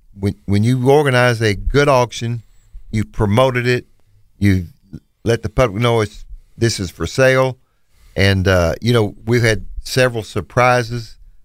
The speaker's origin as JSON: {"language": "English", "area": "Bootheel", "region": "Missouri", "country": "United States", "moved": "as an adult", "lives_now": "Memphis, United States", "said": "We're from the Boot Hill, Missouri. It's where we started with your father, and moved to Memphis several years ago."}